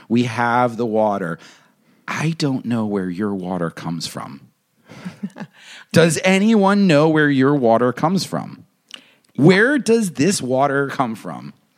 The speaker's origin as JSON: {"language": "English", "town": "Pound Ridge", "region": "New York", "country": "United States", "tie": "born or raised there", "moved": "as an adult", "lives_now": "Los Angeles, United States", "said": "the town's Pound Ridge, New York"}